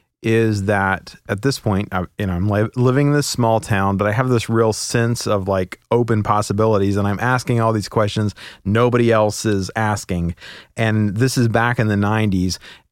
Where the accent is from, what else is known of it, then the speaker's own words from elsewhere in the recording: West Virginia, United States; born there; also born or lived in Oklahoma / Kentucky / Alabama / Oregon; And so I lived, I was born in West Virginia. I lived in Oklahoma, Kentucky, Alabama, Oregon, Washington, Ohio, bunches of places.